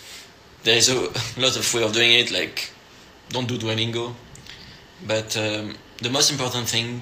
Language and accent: English; France; English is a second language; I'm French.